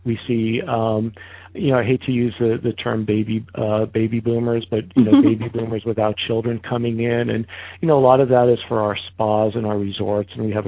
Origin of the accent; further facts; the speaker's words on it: Northeast, United States; I grew up in the Northeast, and oftentimes I'll be complaining in January and February that the weather's too nice